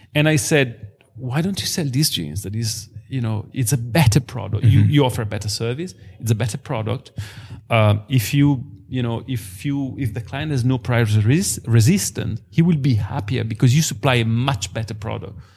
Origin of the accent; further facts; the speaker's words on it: Biella, Piedmont, Italy; I'm born and raised in Biella